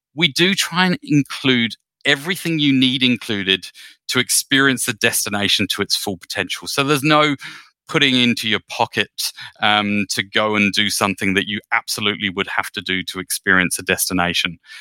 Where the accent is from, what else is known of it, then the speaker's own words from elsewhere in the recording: United Kingdom; I'm a Brit, um, by birth